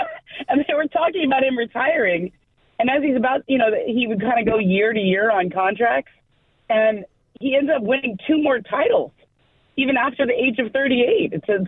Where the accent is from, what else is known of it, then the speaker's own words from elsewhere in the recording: Los Angeles, California, United States; I grew up in LA, so I grew up on the Showtime Lakers.